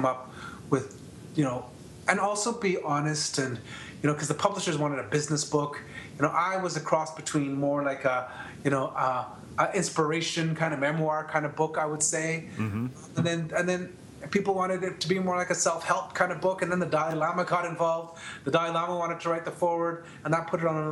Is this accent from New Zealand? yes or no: no; Canada; I'm from Canada